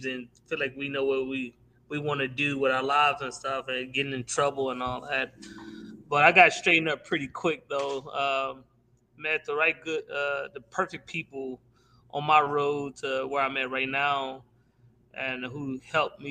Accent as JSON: {"language": "English", "region": "Indiana", "country": "United States", "tie": "born or raised there", "also_born_or_lived": "Aetna", "said": "I grew up for the most part up in Durmilla and Ivanhoe Projects before we actually moved to Etna"}